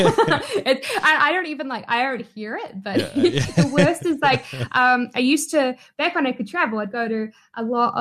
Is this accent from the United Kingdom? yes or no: no; New Zealand; accent: New Zealand; I'm a Kiwi.